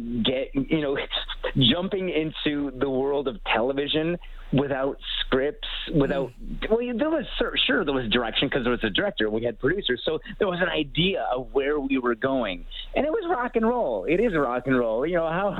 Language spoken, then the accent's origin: English; Canada; as a Canadian viewer of Much Music